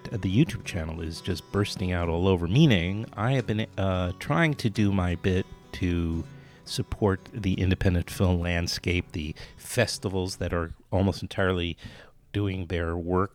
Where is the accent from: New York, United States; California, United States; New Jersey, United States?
New York, United States; New York City; I'm from New York City